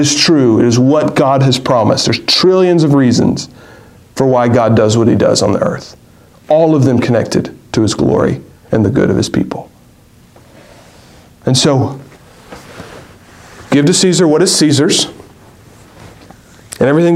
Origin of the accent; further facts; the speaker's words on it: United States; As American citizens and good American citizens